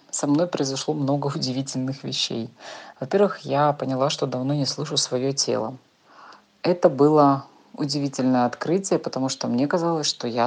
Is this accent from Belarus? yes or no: no; Almaty, Kazakhstan; я из Алматы.